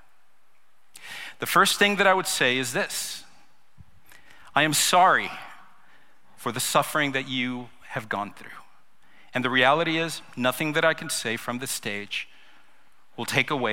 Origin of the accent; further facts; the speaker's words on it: Los Angeles, California, United States; moved away; I was raised in Los Angeles.